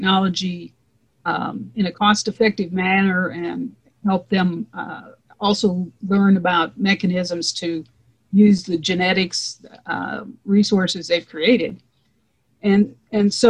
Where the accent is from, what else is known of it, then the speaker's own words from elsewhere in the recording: Eastern Nebraska, United States; I grew up in Eastern Nebraska